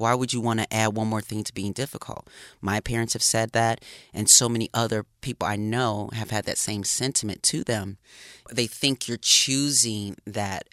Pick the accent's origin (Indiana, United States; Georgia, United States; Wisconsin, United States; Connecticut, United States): Wisconsin, United States; Racine; I grew up in a small town in Wisconsin, Racine, Wisconsin